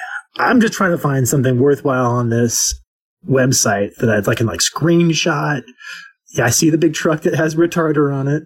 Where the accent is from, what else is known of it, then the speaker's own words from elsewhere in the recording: United States; moved away as an adult; now in Alberta, Canada; I'm still American